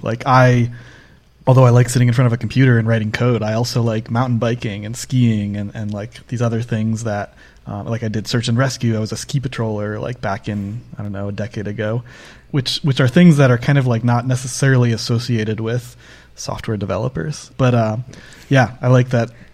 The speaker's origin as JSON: {"language": "English", "region": "Northeast U.S.", "country": "United States", "tie": "born or raised there", "said": "I grew up in the Northeast U.S."}